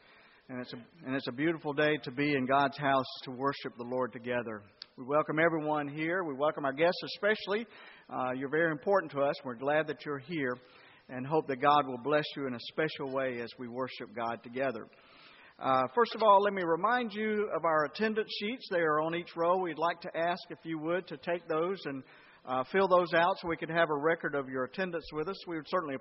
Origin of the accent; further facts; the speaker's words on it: Atlanta, Georgia, United States; now in Henderson, United States; I'm from Atlanta